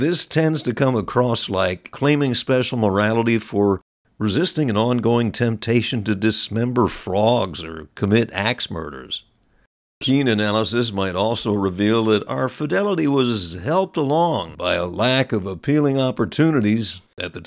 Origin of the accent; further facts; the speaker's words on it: New York metropolitan area, United States; When I was growing up in the New York area